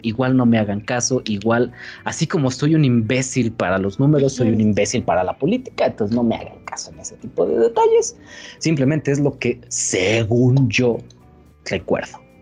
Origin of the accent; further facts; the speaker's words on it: Mexico; Vivir en México siendo mexicano